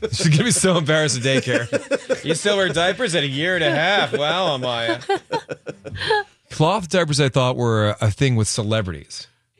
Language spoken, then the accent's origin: English; New England, United States; also born or lived in East Coast; now in Los Angeles, United States; me growing up in New England